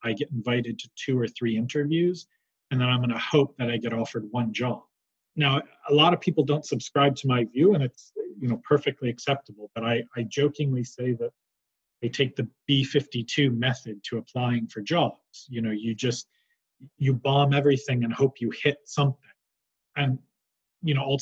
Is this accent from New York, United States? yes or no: yes; New York, United States; moved away; I grew up in New York